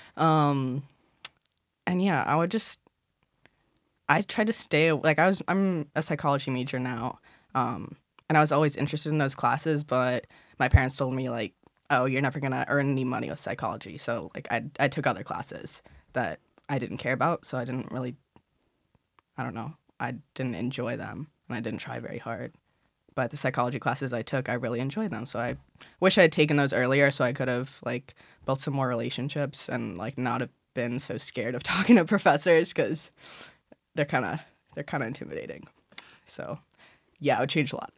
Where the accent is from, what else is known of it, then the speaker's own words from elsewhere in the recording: Chicago, Illinois, United States; moved away as an adult; now in Philadelphia, United States; Chicago cuz that's where I'm from